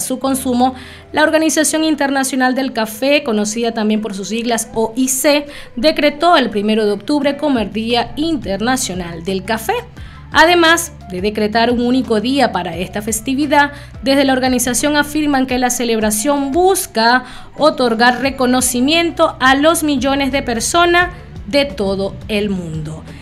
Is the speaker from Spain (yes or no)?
no; Venezuela; somos de un país caribeño, soy venezolana